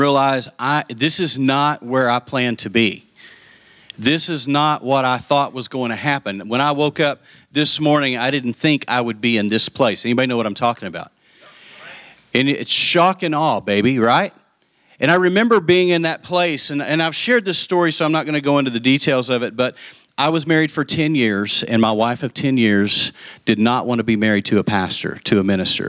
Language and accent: English; Lubbock, Texas, United States; moved away as an adult; also born or lived in Dallas-Fort Worth, Texas; I went back to Lubbock, to my hometown